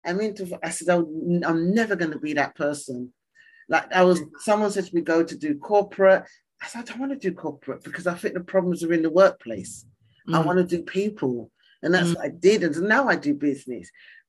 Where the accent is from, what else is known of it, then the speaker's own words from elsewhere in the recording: East Ham, London, United Kingdom; I come from East Ham.